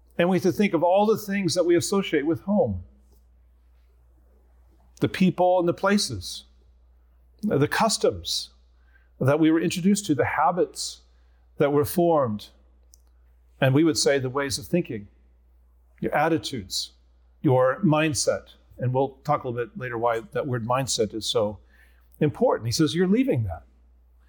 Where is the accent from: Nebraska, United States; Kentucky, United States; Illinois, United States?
Nebraska, United States; also born or lived in Philadelphia; now in Escondido, United States; I'm Nebraskan